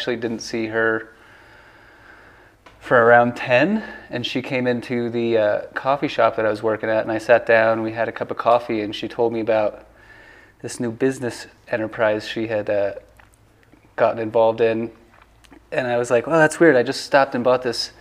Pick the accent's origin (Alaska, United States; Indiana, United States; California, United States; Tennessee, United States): California, United States; San Diego; also born or lived in North Carolina / Ojai Valley, California; I'm originally from North Carolina, but I, for the most part, grew up in San Diego